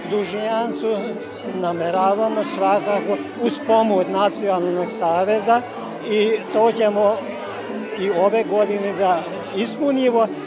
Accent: Gara, Bács-Kiskun, Hungary; Kada je kod nas u Mađarskoj u Gaćmaru

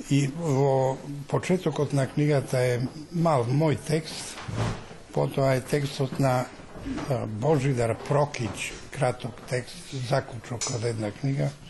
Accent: Maleshevo, North Macedonia; сум од Малешевскиот крај

